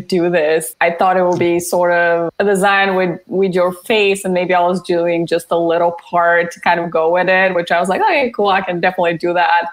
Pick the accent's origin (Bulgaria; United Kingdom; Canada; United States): Bulgaria; moved away; I am from Bulgaria, so I spent most of my kind of teenage years there